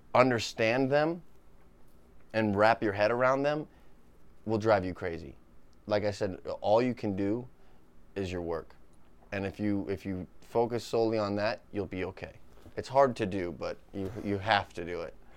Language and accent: English; New Hampshire, United States; moved away as an adult; now in Los Angeles, United States; I love my hometown. It's beautiful.